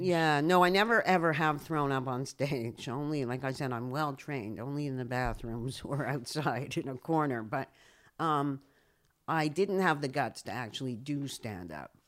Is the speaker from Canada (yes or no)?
yes; Canada; also born or lived in United States; now in Israel; I moved, I moved from Canada to the U S